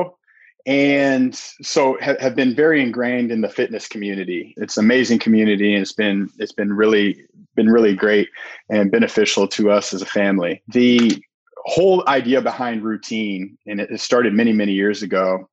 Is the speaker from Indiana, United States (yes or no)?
yes; Indianapolis, Indiana, United States; now in near Chicago, Indiana, United States; I'm from Indianapolis